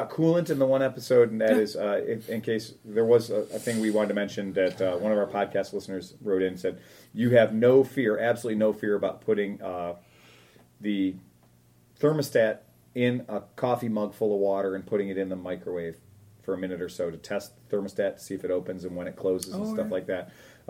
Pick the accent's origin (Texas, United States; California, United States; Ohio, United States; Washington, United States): Ohio, United States; Butler; now in Mansfield, United States; I was born and raised in Butler, and now live about 25 minutes north on the east side of Mansfield. My parents still live just outside of Butler, and I come down to visit about once a week.